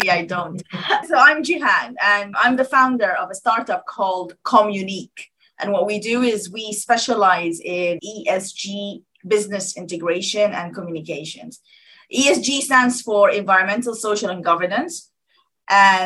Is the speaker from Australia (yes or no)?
no; Sudan; now in United Kingdom; I'm from Sudan originally